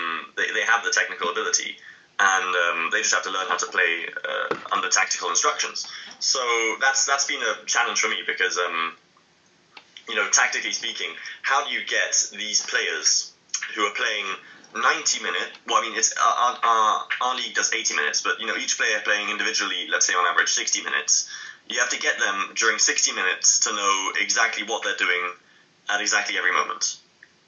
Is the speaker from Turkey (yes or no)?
no; London, United Kingdom; I grew up in London